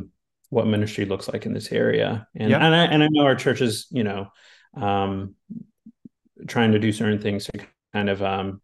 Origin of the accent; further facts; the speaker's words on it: New York City, New York, United States; moved away as an adult; now in Haddonfield, United States; this kind of maybe reminds me of where I grew up in Brooklyn a bit